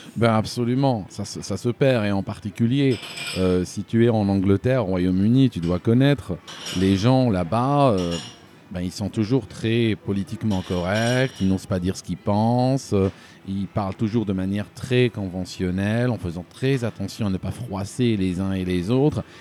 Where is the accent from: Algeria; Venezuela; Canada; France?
Algeria; moved away as an adult; also born or lived in Switzerland; now in United Kingdom; je suis né, euh, je suis né en Algérie